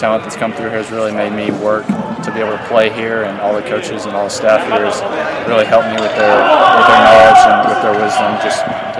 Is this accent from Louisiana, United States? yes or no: yes; West Monroe, Louisiana, United States; I grew up in North Louisiana